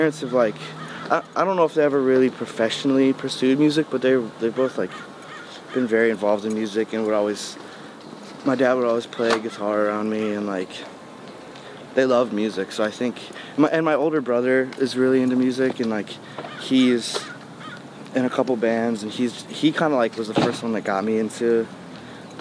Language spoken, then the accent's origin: English; Goshen, Indiana, United States; moved away; also born or lived in Lafayette, Indiana / Ohio; the place that I'm like, that I like would call my hometown mm-hmm. is this place, Goshen, Indiana